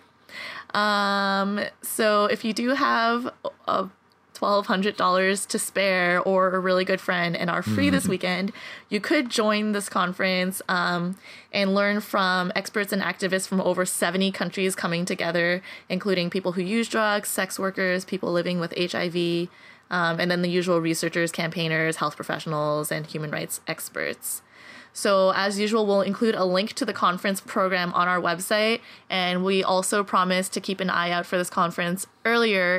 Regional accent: Montreal, Quebec, Canada; now in United States; in my hometown of Montreal, Canada

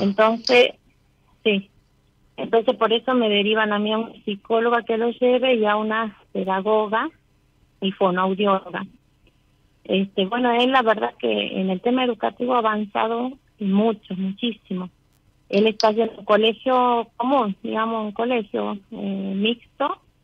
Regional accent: San Miguel de Tucumán, Tucumán, Argentina; De Tucumán

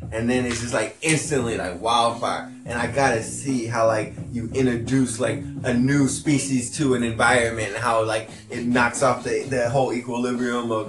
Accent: California, United States; I came from California and I, I used it in South Carolina

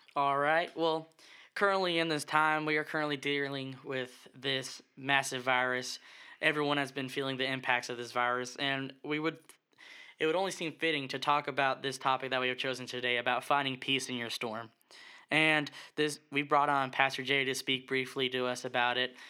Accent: Puerto Rico; now in Florence County, United States; I was born and raised in a small but great island, uh, Puerto Rico

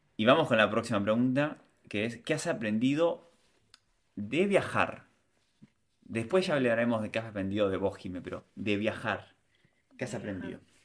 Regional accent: Montevideo, Uruguay; moved away as an adult; Yo nací en Uruguay, me en Montevideo

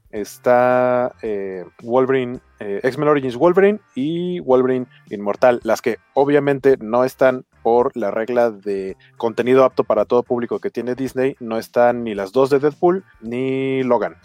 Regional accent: Mexico City, Mexico; tanto Beto como yo somos eh, hermanos de la República de Iztapalapa

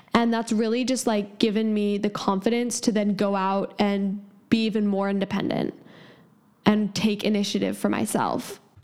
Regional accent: San Francisco, California, United States; I'm 17 and from San Francisco, California

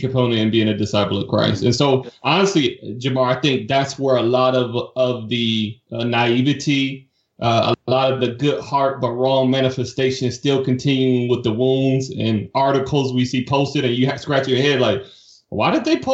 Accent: Detroit, Michigan, United States; moved away as an adult; also born or lived in Savannah, Georgia; I grew up in Detroit, Michigan

